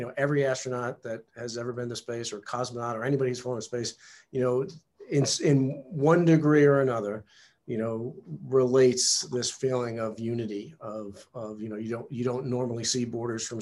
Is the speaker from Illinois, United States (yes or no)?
no; New York, United States; I was, you know, a typical male teenager growing up in New York in the 70s